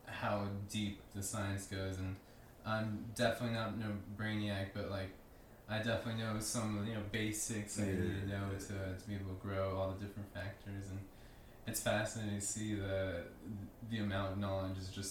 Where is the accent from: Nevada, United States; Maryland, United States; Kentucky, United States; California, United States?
Nevada, United States; Las Vegas; I'm born and raised in Vegas. Been here all my life